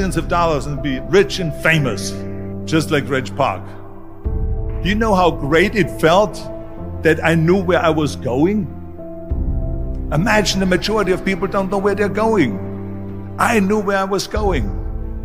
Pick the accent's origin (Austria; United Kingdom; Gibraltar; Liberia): Austria; moved away; I was born in 1947 in Austria after the Second World War.